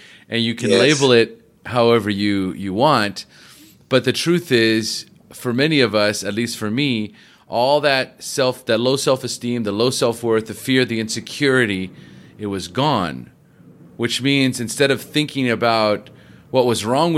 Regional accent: Los Angeles, California, United States; I'm from Los Angeles

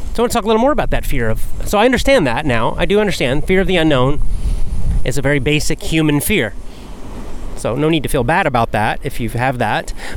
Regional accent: Athens, Georgia, United States; moved away as an adult; also born or lived in South Carolina; I moved from my hometown in Athens, Georgia

